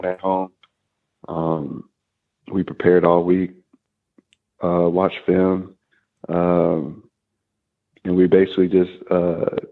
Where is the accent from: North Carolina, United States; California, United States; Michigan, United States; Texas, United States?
North Carolina, United States; Winston-Salem; it was one of the main reasons I went to Wake Forest, was because it was my hometown